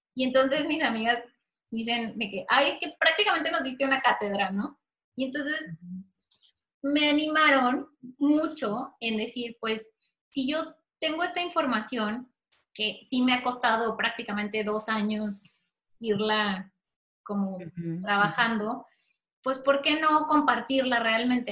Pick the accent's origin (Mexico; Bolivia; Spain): Mexico; mexicana con esclerosis